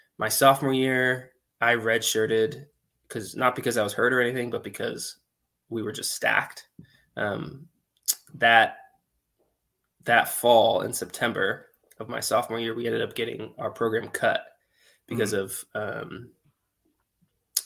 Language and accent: English; San Jose, California, United States; I grew up in San Jose, California